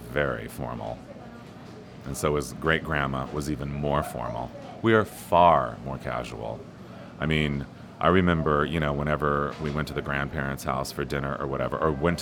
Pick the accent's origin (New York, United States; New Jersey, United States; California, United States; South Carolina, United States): California, United States; Ontario; I was a little kid growing up in Ontario, California